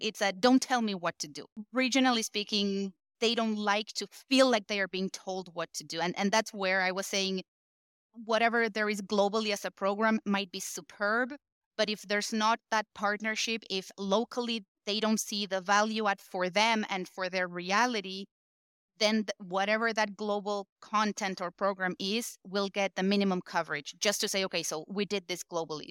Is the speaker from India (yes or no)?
no; Argentina; I was born and raised in Argentina